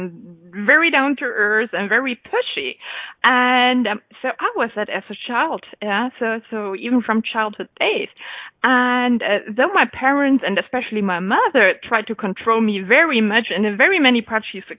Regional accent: western Germany, Germany; first language German; English is a second language; I was born pretty much on the countryside, in the very western part of Germany, so 20 minutes drive to the Netherlands.

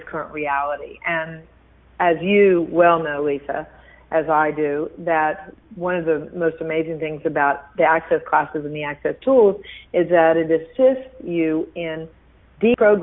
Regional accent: Houston, Texas, United States; I was raised in Houston, Texas by a billionaire

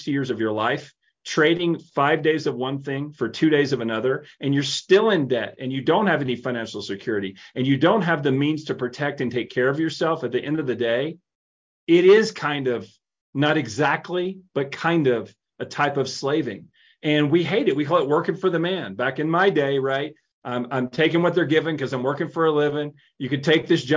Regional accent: Tennessee, United States; I grew up in Tennessee

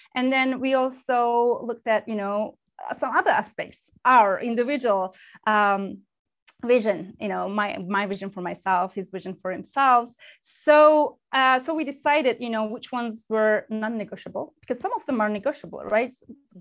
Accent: Turkey; moved away as an adult; also born or lived in United Kingdom; And I was born and raised in Turkey, then moved to the UK, United Kingdom, when I was 26

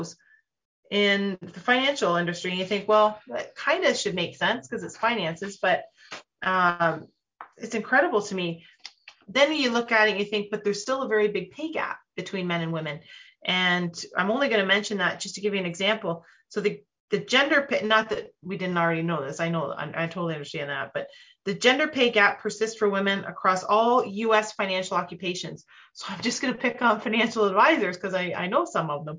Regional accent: Canada

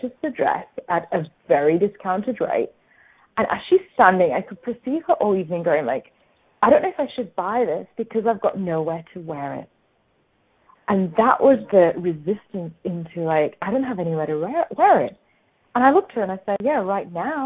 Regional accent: England, United Kingdom; now in Australia; I grew up in England

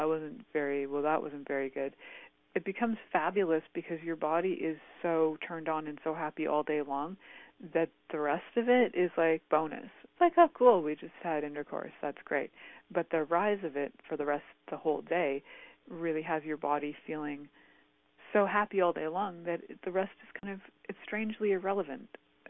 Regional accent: Canada; growing up in Canada

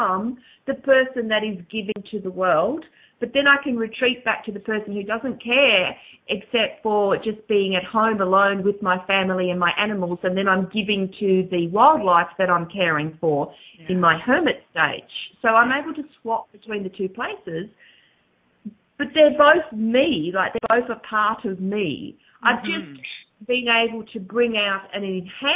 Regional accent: Australia; accent: Aussie; my Aussie accent

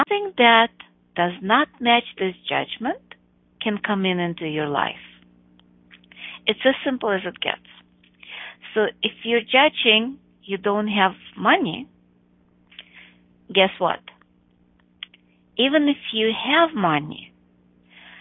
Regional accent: Chicago, Illinois, United States; my hometown, Chicago

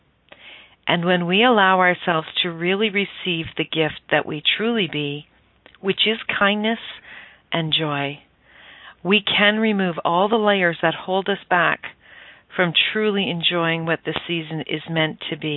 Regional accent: Stratford, Ontario, Canada; I grew up just outside of Stratford, Ontario, Canada

